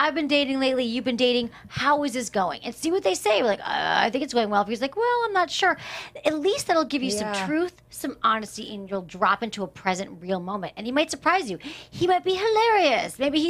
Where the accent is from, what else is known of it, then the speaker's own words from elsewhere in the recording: Michigan, United States; moved away; also born or lived in San Francisco; I'm from Michigan